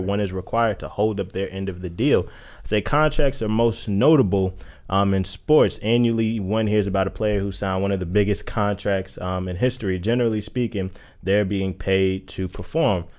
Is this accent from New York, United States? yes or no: yes; New York, United States; I'm from that culture. I'm from New York